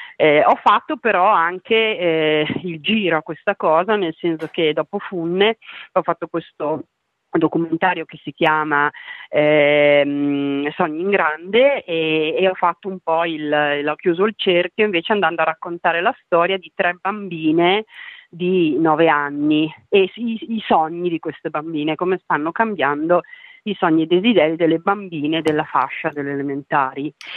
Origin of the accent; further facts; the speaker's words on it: Trentino-Alto Adige, Italy; io sono trentina